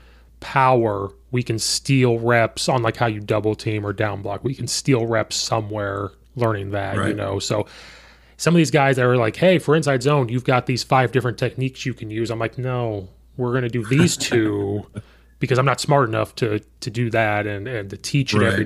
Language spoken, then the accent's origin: English; central Illinois, United States; now in Chicago suburbs, United States